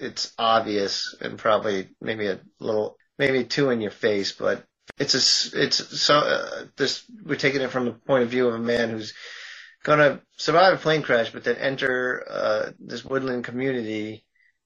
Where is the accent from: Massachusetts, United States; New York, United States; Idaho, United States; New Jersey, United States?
Massachusetts, United States; I'm from Massachusetts